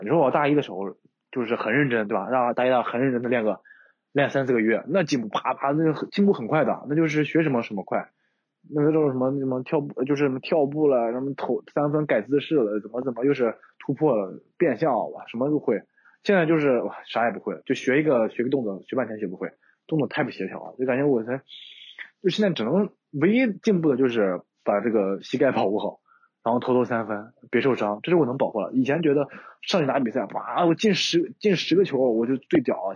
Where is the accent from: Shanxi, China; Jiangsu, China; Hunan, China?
Shanxi, China; 我山西人，酒量好